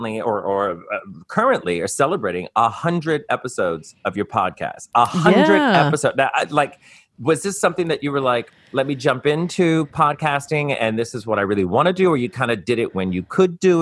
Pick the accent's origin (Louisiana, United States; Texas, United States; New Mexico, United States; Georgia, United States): Louisiana, United States; New Orleans; I'm from New Orleans